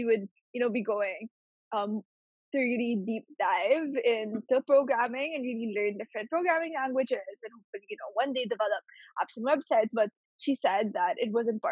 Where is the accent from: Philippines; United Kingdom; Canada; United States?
Philippines; Growing up in the Philippines